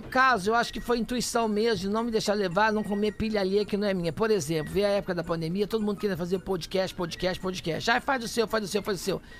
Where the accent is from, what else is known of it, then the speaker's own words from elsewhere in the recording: Minas Gerais, Brazil; moved away as an adult; also born or lived in Pouso Alegre; now in São Paulo, Brazil; Quando eu saí de Minas Gerais